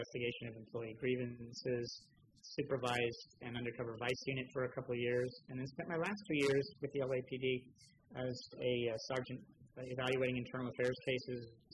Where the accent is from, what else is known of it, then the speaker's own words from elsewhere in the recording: St. Helena, California, United States; moved away as an adult; also born or lived in Los Angeles; born and raised in St. Helena, Napa County, over the hill. Grew up in that small town